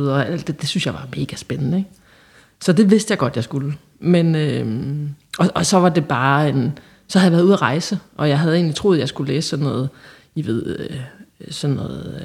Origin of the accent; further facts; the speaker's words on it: Holsted, Southern Denmark, Denmark; moved away; fra sådan en lille, lille bitte øh, landsby, som hedder Holsted, som ligger helt ude på landet i Jylland